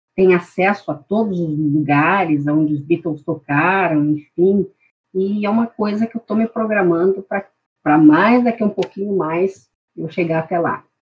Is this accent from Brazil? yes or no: yes; Santana do Livramento, Rio Grande do Sul, Brazil; now in Porto Alegre, Brazil; eu sou, sou de Santana do Livramento